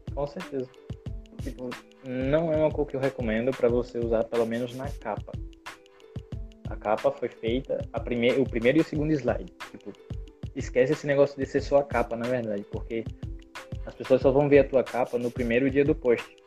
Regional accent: Brazil; sou do Brasil.

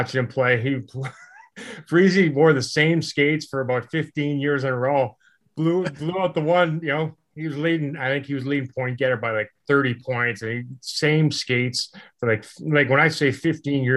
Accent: Saskatoon, Saskatchewan, Canada; also born or lived in Calgary, Alberta; now in Dallas, United States; I was born in Calgary, but moved when I was like 2 or 3 to Saskatoon. So basically that, you know, that's home for me

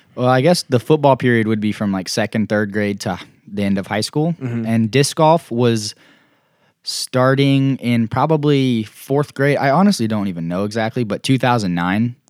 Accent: Greenwood, Arkansas, United States; also born or lived in Tulsa, Oklahoma / Broken Arrow, Oklahoma; we lived there in Broken Arrow, Oklahoma, right by Tulsa, until I was in first grade when I moved to Greenwood, Arkansas

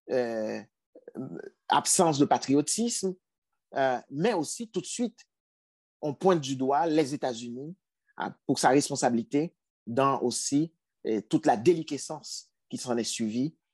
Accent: Artibonite, Haiti; Du côté de ma famille, nous, nous sommes originaires d'une région d'Haïti qui s'appelle l'Artibonite.

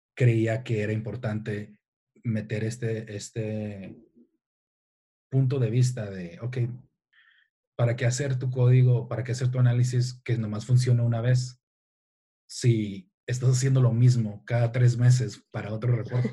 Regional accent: Tijuana, Baja California, Mexico; soy de Tijuana, soy mexicano, soy de Tijuana

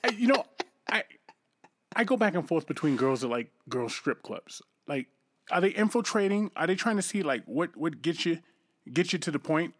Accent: East Coast, United States; moved away; I'm from the East Coast

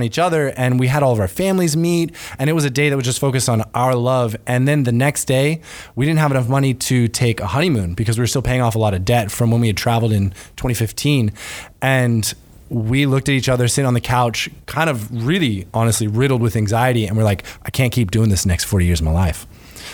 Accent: Gainesville, Florida, United States; moved away as an adult; I'm from Gainesville. I moved down when I was 4 years old, and I've been living ever since. If you're from Gainesville, you know, Mentone on Archer Road, that's where a neighborhood that I grew up

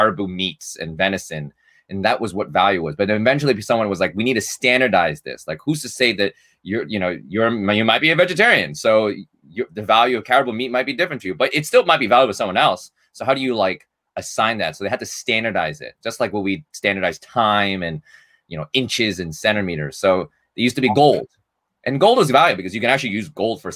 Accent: New York City, New York, United States; Based in New York City, born and raised in Manhattan

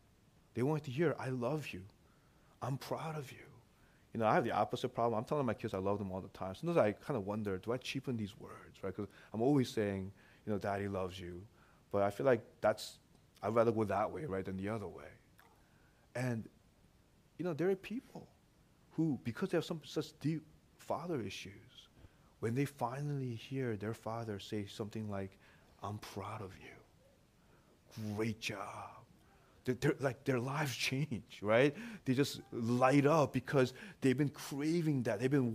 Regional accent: St. Louis, Missouri, United States; English is a second language; also born or lived in Korea; I remember when I first came, you know, to this country. You know, I was born in Korea. I came here when I was six, and you know, we moved to St. Louis. That's where we first went, and I didn't speak English too well.

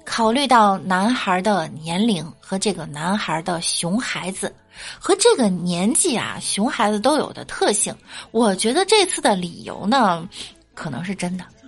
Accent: northern China, China; moved away; 我作为北方人

